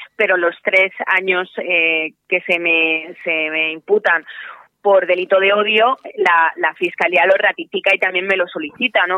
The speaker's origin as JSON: {"language": "Spanish", "country": "Spain", "said": "mi propio país"}